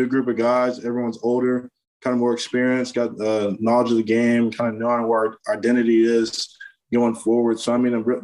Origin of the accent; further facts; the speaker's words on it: Florida, United States; growing up in Florida